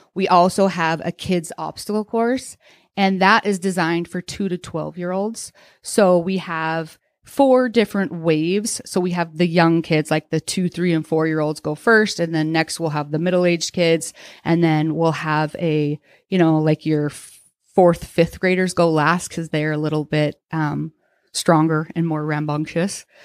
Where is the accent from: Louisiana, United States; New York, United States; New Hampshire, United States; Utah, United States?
Utah, United States; moved away as an adult; now in Coeur d'Alene, United States; I grew up in Utah, I went to Southern Utah University.